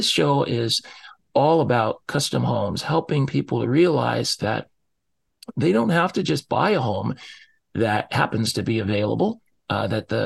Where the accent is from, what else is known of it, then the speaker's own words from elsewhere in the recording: Seattle, Washington, United States; I grew up here in the Seattle area